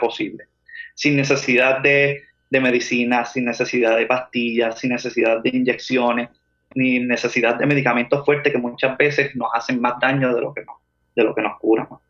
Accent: Manatí, Puerto Rico; moved away as an adult; now in Atlanta, United States; yo nací en Manatí, pasé mi niñez en Manatí, estudié en Manatí

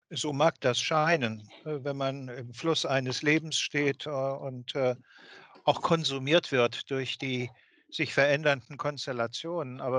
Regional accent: West Germany, Germany; wenn Sie mich als äh, äh Wessi äh, sich vorstellen

